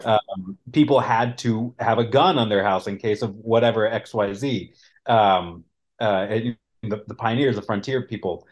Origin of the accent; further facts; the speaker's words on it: Colorado, United States; I grew up in Colorado